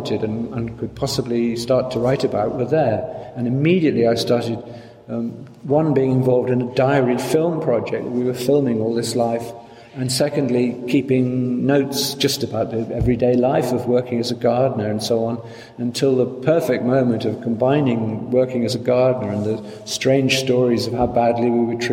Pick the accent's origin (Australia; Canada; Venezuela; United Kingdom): United Kingdom; South Wales; moved away as an adult; now in London, United Kingdom; I grew up in South Wales